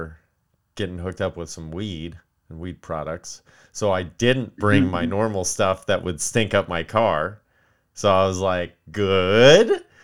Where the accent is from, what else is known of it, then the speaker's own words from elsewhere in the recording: Palmdale, California, United States; moved away; my hometown of Palmdale